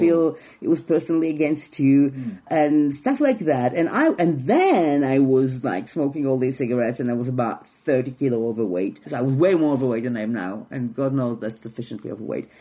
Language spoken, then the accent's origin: English; Jerusalem, Israel; English is a second language; moved away as an adult; now in London, United Kingdom; I was born in Jerusalem